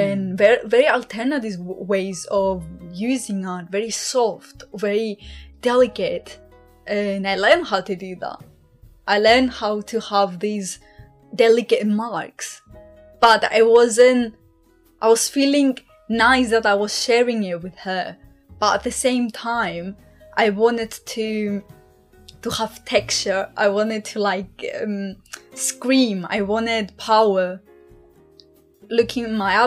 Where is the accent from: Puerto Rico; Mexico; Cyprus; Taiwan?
Cyprus; moved away as an adult; I'm from Cyprus. I moved here 3 years ago, roughly, when I started uni